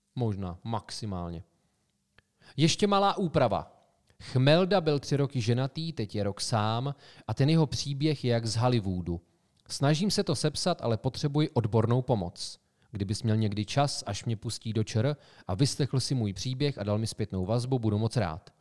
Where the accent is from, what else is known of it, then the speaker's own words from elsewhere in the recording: Sokolov, Karlovy Vary Region, Czechia; městě jménem Sokolov, odkud pocházíme